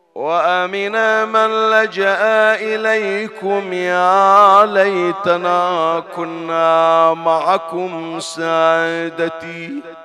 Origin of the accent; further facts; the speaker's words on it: Bahrain; عندنا في البحرين